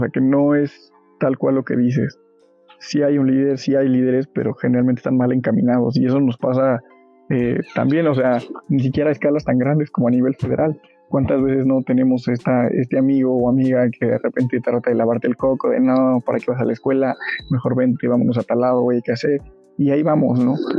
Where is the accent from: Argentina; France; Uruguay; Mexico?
Mexico; now in Pachuca, Mexico; los que somos del Estado de México o de la ciudad